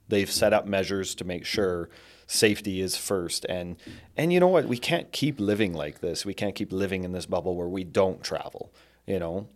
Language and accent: English; Canada; as a Canadian